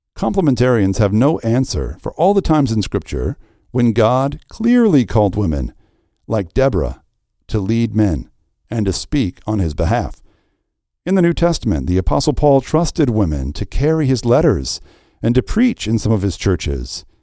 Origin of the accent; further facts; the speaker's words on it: the Bible Belt, United States; I grew up in the Bible Belt